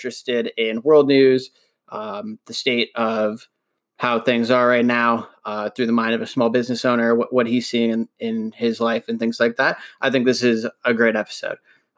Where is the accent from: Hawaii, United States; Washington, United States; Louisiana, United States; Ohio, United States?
Ohio, United States; Cleveland; also born or lived in Columbus / Kentucky / Indiana / Louisville; now in Massachusetts, United States; So I'm originally from Cleveland. So I started out in Cleveland, and then I ended up moving. This is the fifth state I've lived in.